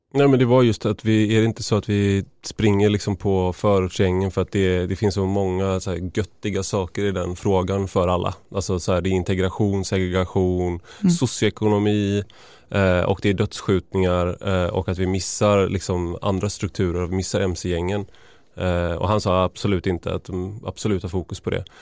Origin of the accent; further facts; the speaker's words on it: Gothenburg, Västra Götaland, Sweden; där jag kommer ifrån i Göteborg, i Majorna